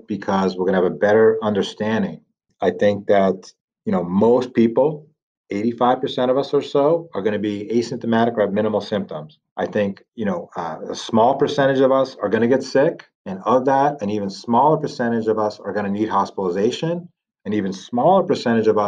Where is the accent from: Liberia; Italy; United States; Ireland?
Italy; moved away; I'm from Italy originally